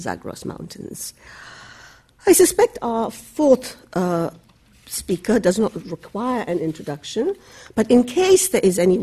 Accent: Bangladesh; moved away; I am originally from Bangladesh

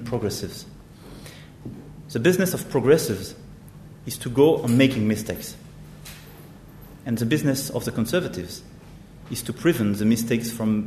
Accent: France; our responsibility as French

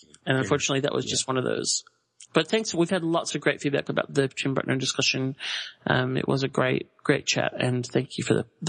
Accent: Australia; Huge thank you to the random prize gods that I'm Australian out for that one, so I don't have to ship it overseas

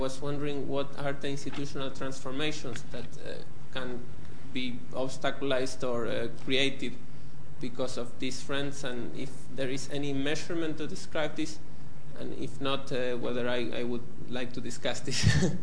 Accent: Argentina; moved away; I'm from Argentina

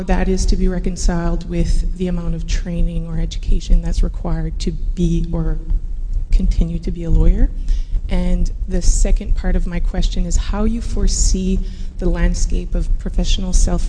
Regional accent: Canada; moved away as an adult; now in London, United Kingdom; I'm a Canadian lawyer and an LLM student here at the LSE.

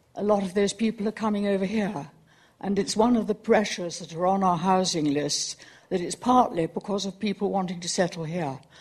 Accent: London, United Kingdom; I come from Greenwich

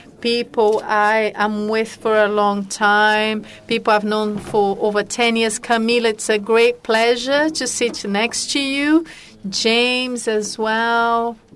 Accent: Rio de Janeiro, Brazil; You can notice that I was born in Ipanema, Ipanema Beach.

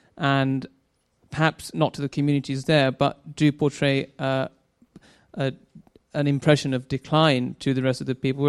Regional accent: London, United Kingdom; I'm originally and was born and brought up in Stratford, and I still do live there now.

